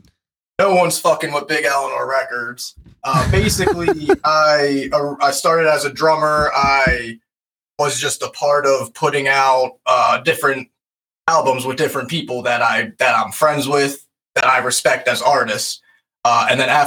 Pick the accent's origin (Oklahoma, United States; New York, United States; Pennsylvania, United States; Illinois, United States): Pennsylvania, United States; Lancaster; we're from Lancaster, Pennsylvania